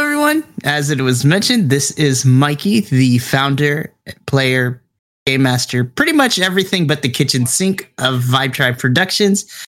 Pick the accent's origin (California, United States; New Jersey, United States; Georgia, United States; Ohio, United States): California, United States; Southern; I grew up in Southern California